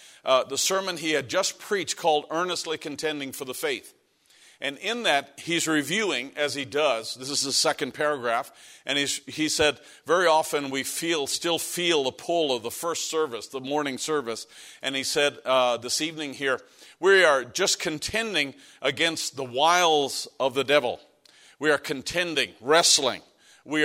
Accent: Canada; moved away; As a Canadian

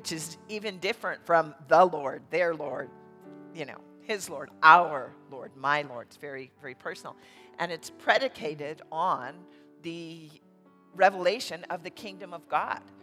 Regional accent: United States; we as American Christians here in this nation

